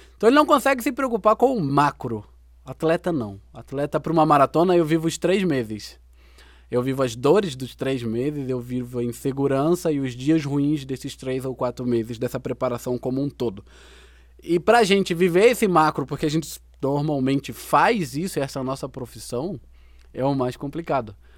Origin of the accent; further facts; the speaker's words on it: Brazil; nossa vida como brasileiro